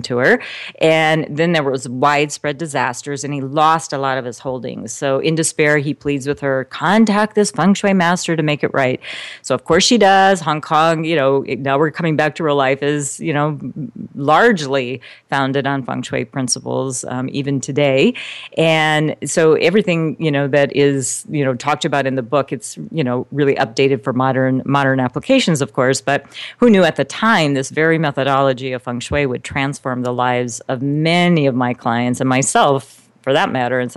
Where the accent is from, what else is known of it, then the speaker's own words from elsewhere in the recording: South Bend, Indiana, United States; moved away; also born or lived in Eastern Shore of Maryland / Caribbean; I'm originally from South Bend, Indiana. So I'm a Midwest girl